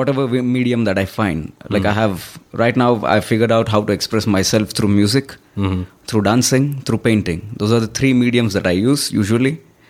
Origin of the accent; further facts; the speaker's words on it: Hyderabad, Telangana, India; moved away; also born or lived in Mumbai; I am born lower middle class family, and I've lived and grown up in Hyderabad. That's my hometown.